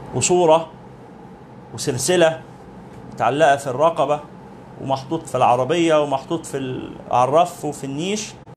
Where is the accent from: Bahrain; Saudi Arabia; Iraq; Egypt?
Egypt; بلادنا مصر